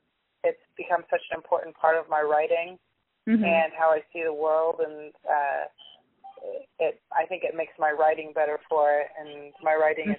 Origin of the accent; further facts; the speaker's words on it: United States; now in England, United Kingdom; I'm originally from the United States. I kind of moved around a lot, but I'm currently living in England.